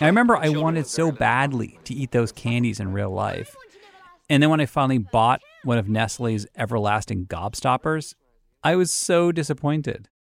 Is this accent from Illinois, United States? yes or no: no; Boston, Massachusetts, United States; accent: Boston; my Boston accent's coming out